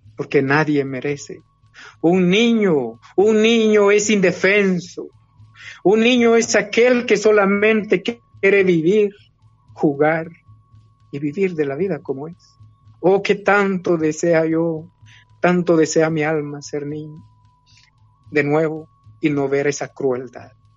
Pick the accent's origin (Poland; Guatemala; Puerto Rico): Guatemala; moved away as an adult; also born or lived in Switzerland; nosotros los mayas no hemos desaparecido